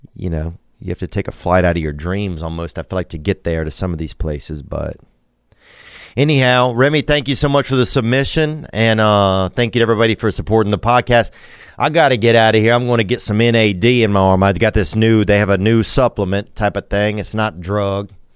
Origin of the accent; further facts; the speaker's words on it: Louisiana, United States; I'm from Louisiana